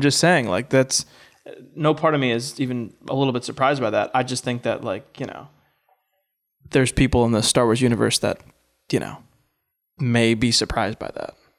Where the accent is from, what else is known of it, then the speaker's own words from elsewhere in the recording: Orange County, New York, United States; upstate, Orange County